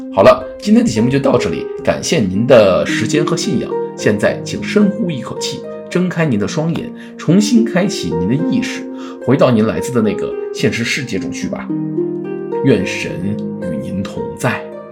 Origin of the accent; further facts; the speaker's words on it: China; 尤其是我们中国人